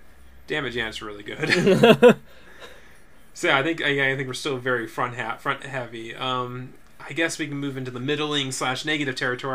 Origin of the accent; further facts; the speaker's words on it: Pekin, Illinois, United States; the great, Pekin Video Library in my hometown